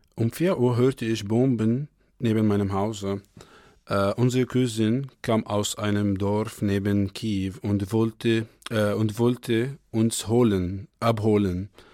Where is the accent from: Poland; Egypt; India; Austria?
Egypt; German is a second language; also born or lived in Kyiv, Ukraine; now in Kassel, Germany; ich komme aus Ägypten